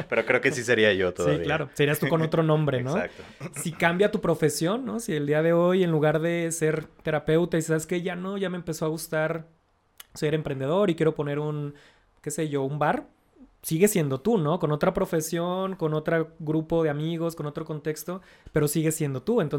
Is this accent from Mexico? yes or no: yes; Mexico; Yo soy mexicano porque no soy estadounidense